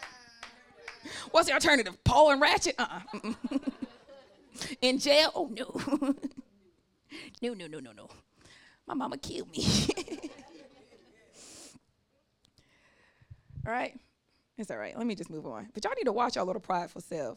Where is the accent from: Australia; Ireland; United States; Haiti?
United States; Atlanta, Georgia; I'm from Southwest Atlanta